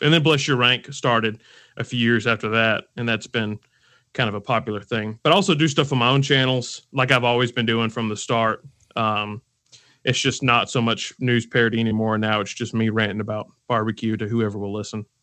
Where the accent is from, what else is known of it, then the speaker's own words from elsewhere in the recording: Alabama, United States; I'm from Alabama. Uh, I've lived here my entire life